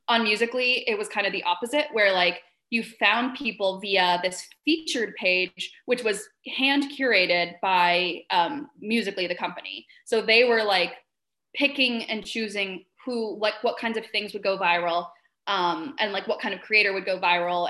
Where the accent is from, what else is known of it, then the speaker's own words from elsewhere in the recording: Vermont, United States; I grew up in Vermont